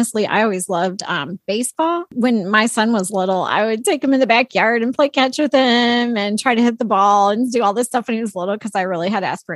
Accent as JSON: {"language": "English", "region": "Illinois", "country": "United States", "tie": "born or raised there", "said": "I grew up in a very small town in the country of Illinois."}